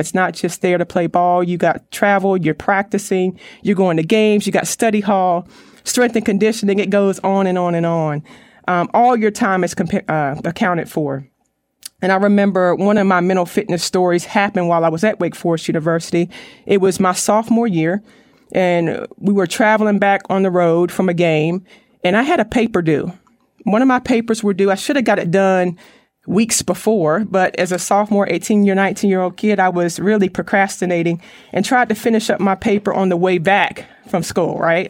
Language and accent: English; Raleigh, North Carolina, United States; I'm from the Raleigh, North Carolina area